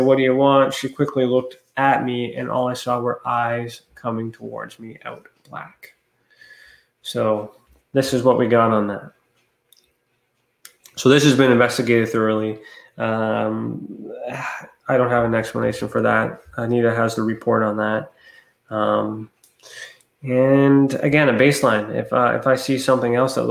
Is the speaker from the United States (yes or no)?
no; Ontario, Canada; I'm from Ontario